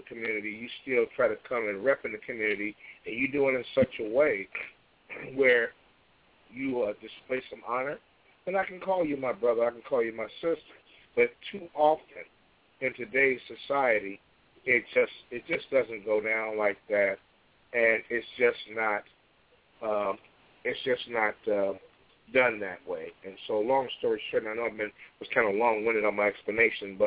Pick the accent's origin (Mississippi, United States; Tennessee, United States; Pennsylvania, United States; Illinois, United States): Illinois, United States; Chicago; born or raised there